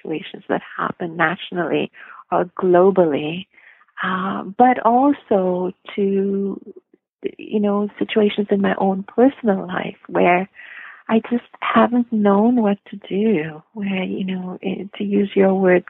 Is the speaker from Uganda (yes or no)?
no; India; moved away; I grew up in India